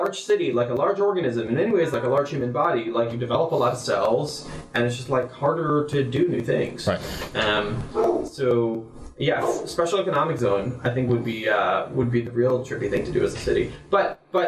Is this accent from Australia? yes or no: no; Israel; moved away as an adult; also born or lived in Jerusalem, Israel; now in San Francisco, United States; I grew up in Israel